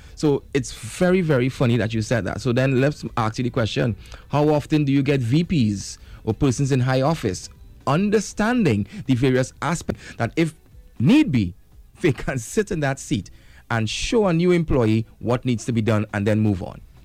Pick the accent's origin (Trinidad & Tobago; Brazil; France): Trinidad & Tobago; as a Trinidadian